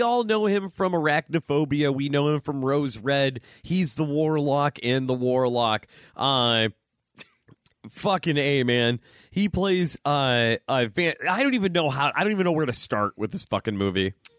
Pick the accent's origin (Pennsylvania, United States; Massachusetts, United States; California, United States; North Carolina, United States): Pennsylvania, United States; now in Buffalo, United States; I'm from Pennsylvania